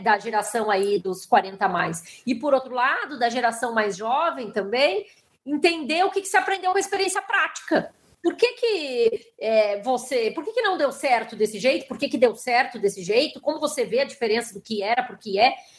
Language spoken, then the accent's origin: Portuguese; Porto Alegre, Rio Grande do Sul, Brazil; moved away as an adult; now in São Paulo, Brazil; eu sou de Porto Alegre e moro em São Paulo já há 20 e poucos anos